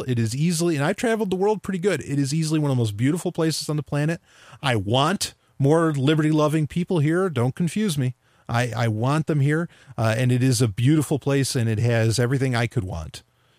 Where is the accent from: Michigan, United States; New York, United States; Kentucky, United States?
New York, United States; Yeah, same here, New York.